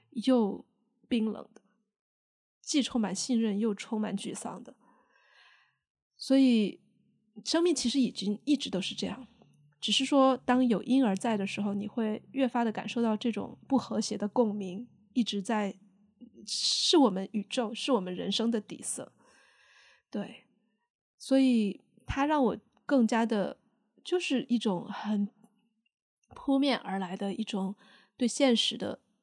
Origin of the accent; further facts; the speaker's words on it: Sichuan, China; accent: Sichuanese; 我也在用四川话嘛，就用我的方言对我的小孩说